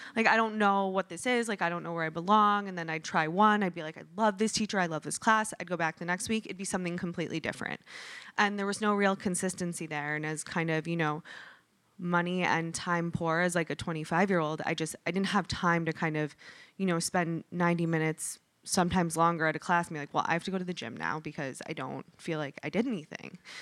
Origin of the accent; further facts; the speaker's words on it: Michigan, United States; moved away; I'm from Michigan.